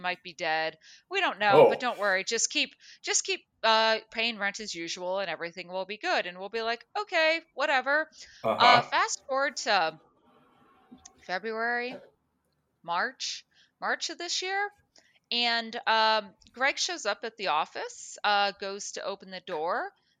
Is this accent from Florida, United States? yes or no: yes; Florida, United States; also born or lived in Minnesota; now in Los Angeles, United States; I was born in Minnesota, grew up in South Florida, went to college and worked in Central Florida, moved to Mobile, Alabama for a news station, moved back to Orlando